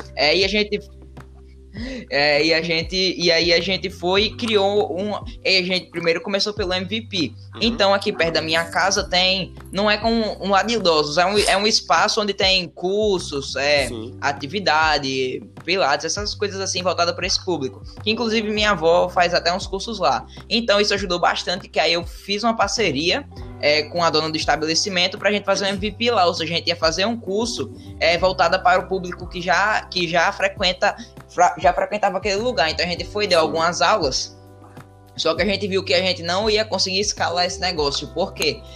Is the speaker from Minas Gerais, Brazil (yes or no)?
no; Natal, Rio Grande do Norte, Brazil; eu sou de Natal, Rio Grande do Norte.